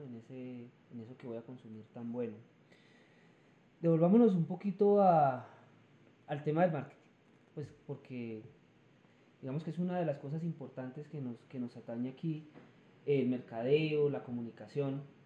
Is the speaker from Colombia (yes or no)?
yes; Colombia; yo como colombiano